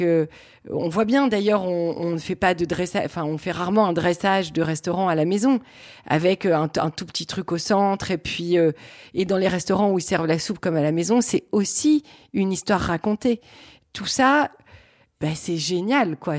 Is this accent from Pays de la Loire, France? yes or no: no; Lille, Hauts-de-France, France; Je suis originaire de Lille, je suis une vraie fille du Nord.